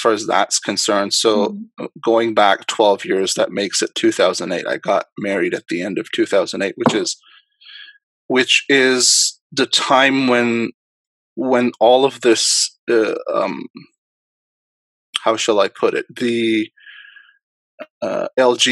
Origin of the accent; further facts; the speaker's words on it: Dubai, United Arab Emirates; moved away; also born or lived in Karachi, Pakistan; I actually was born in Karachi in Pakistan, and I grew up actually in Dubai.